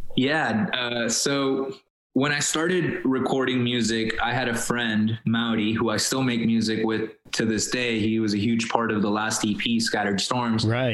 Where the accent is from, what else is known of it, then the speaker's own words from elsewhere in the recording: Miami, Florida, United States; first language Spanish; English is a second language; moved away as an adult; also born or lived in Colombia; now in Los Angeles, United States; we got to Miami, I was seven years old I didn't speak English. My mom didn't speak English